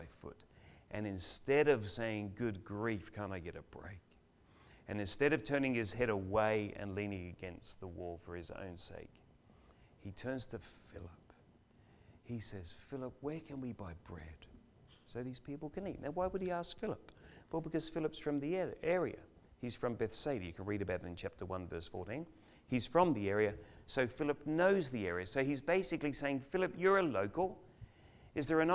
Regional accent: Adelaide, South Australia, Australia; now in Melbourne, Australia; We're from Adelaide

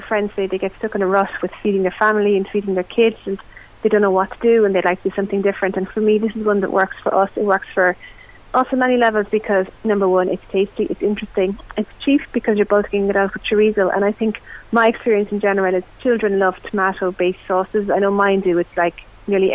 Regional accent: West Cork, Munster, Ireland; I'm from West Cork

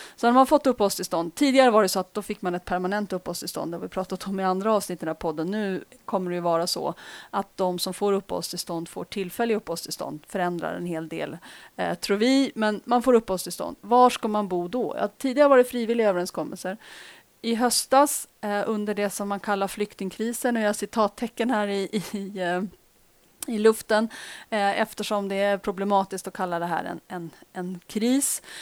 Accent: Uppsala, Uppsala County, Sweden; I Uppsala, bland annat, som i min hemstad

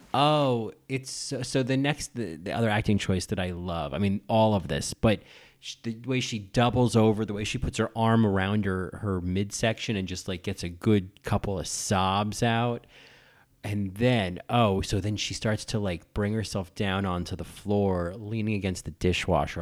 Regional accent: New Jersey, United States; also born or lived in Sacramento; now in New York, United States; I grew up in New Jersey

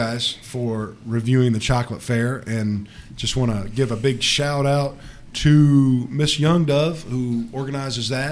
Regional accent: Alabama, United States; moved away; When I was growing up in Alabama

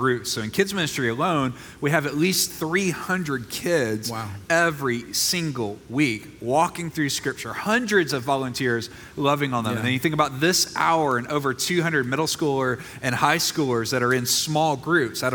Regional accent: Mississippi, United States; moved away; I'm from Mississippi

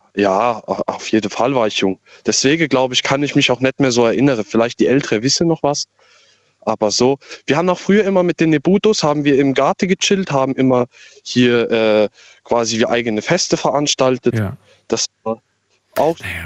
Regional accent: Kusel, Rhineland-Palatinate, Germany; Ich komme aus Kusel

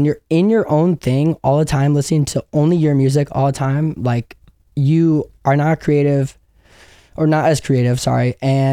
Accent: Chicago, Illinois, United States; I grew up in Chicago in the suburbs

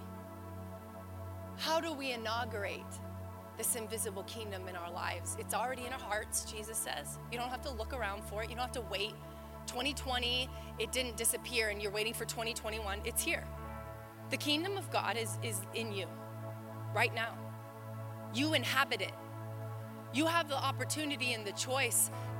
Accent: United States; before I'm an American.

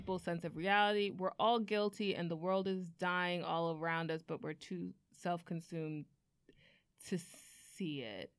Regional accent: Miami, Florida, United States; I'm from Miami, and Parkland is about an hour away.

